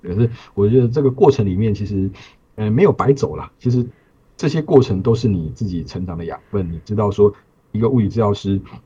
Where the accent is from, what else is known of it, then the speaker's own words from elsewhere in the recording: Hualien, Hualien County, Taiwan; 我是花莲人